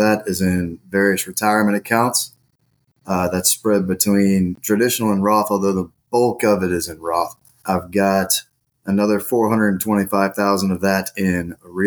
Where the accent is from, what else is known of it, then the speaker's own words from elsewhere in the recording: South Carolina, United States; moved away as an adult; I moved back here to South Carolina, where I'm from